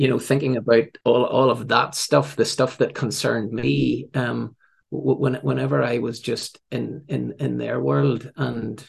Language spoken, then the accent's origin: English; Northern Ireland, United Kingdom; also born or lived in England; I came home to Northern Ireland. That's my accent probably gives that away.